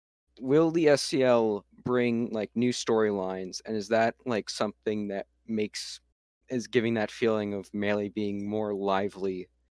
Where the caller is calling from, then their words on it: Virginia, United States; I'm calling in from Virginia.